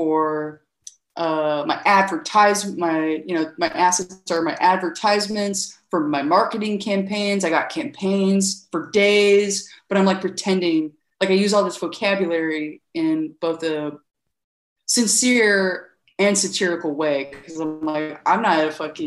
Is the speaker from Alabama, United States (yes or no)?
yes; Birmingham, Alabama, United States; moved away as an adult; also born or lived in Nashville, Tennessee; now in Athens, United States; I actually grew up in Birmingham, Alabama, which is 3 hours south.